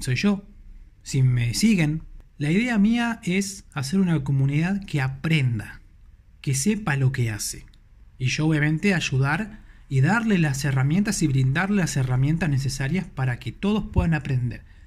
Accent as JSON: {"language": "Spanish", "region": "Buenos Aires", "country": "Argentina", "said": "soy de Argentina, de Buenos Aires, Argentina, capital federal"}